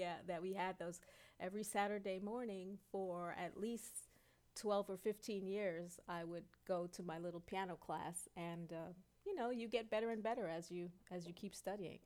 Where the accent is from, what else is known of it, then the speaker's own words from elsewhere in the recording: New York City, New York, United States; also born or lived in Brooklyn; I grew up uh, in Queens, although I was born in Brooklyn, and you know we went back and forth, Brooklyn and Queens